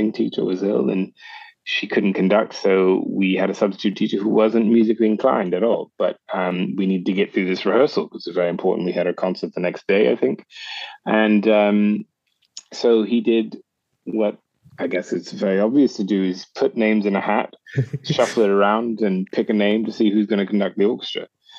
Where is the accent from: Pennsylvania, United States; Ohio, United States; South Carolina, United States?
South Carolina, United States; Charleston; moved away as an adult; also born or lived in Augusta, Georgia; I was born in Charleston, South Carolina, and I was born in Augusta, Georgia, actually, and raised in Charleston, South Carolina. But I've been very, very fortunate to be able to start my career in Europe, actually.